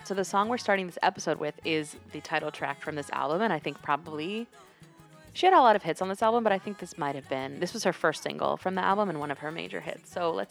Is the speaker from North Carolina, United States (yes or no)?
yes; North Carolina, United States; moved away as an adult; also born or lived in Pennsylvania; growing up in North Carolina where there were, like, very few Latinos at the time.